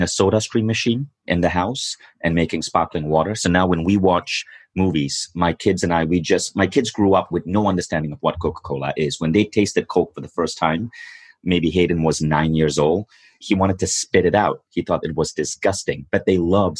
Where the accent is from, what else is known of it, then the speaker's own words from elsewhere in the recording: Malaysia; Growing up in Malaysia, like most Malaysian kids